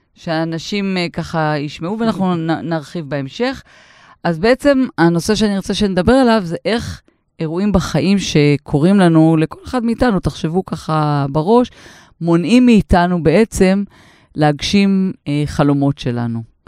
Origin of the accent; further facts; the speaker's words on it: Israel; אני במקור מקיבוץ